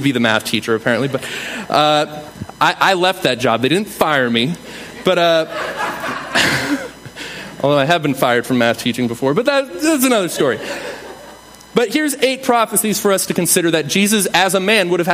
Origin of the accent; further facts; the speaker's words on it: New England, United States; I'm from New England